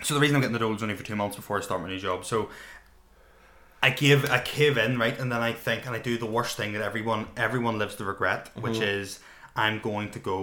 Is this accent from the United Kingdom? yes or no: yes; Northern Ireland, United Kingdom